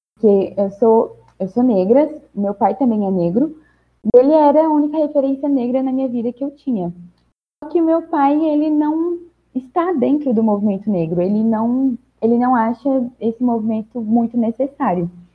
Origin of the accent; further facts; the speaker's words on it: Brasília, Federal District, Brazil; eu nasci e vivi aqui em Brasília